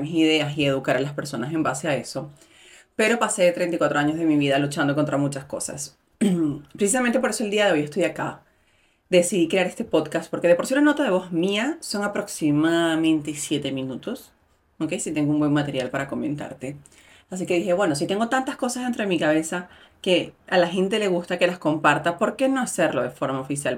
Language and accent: Spanish; Venezuela; moved away; soy mujer, migrante, venezolana